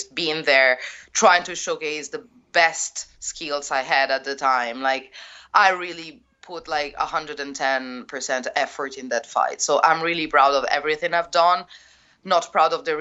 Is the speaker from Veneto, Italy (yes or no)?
no; Rome, Lazio, Italy; English is a second language; my hometown, because I didn't want to come back to Rome. So I came back to Rome.